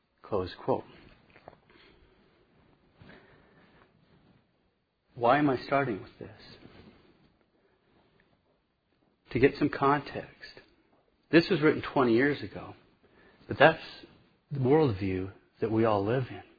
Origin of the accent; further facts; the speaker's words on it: Montana, United States; moved away; I'm from Montana. There's paganism everywhere up there